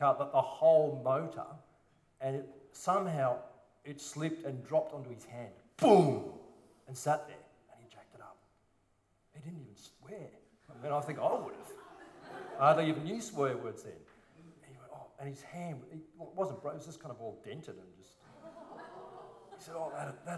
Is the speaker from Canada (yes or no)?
no; Sydney, New South Wales, Australia; a silver spooner boy from a private school in the Northern Beaches. Tragic. And my parents drove over to church in Petersham, believe it or not, from Collaroy.